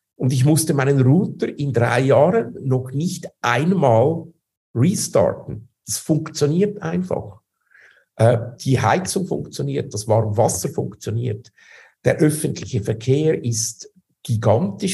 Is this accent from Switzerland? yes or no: yes; Switzerland; moved away as an adult; also born or lived in Zurich; now in Moscow, Russia; Ich bin ja Schweizer, das heißt, äh, wir behaupten ja, wir seien das demokratischste Land auf der Welt